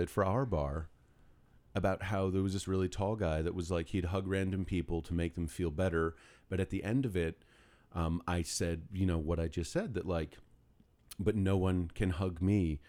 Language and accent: English; New York City, New York, United States; also born or lived in Greenwich, Connecticut; I was born in Greenwich, Connecticut, and then four days later, my parents brought me to New York City